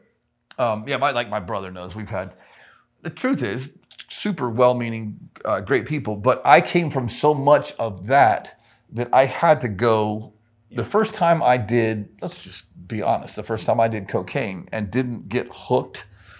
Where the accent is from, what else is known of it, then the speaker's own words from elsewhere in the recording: Tampa, Florida, United States; Super Baptist, Tampa, Florida. A cult-like, charismatic Baptist church.